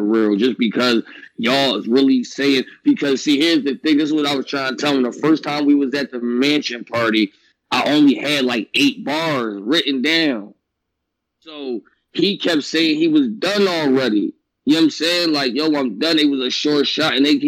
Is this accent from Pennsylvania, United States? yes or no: yes; Philadelphia, Pennsylvania, United States; I'm from Philly, but keep it a bean. I don't sound like a battle rapper from there, though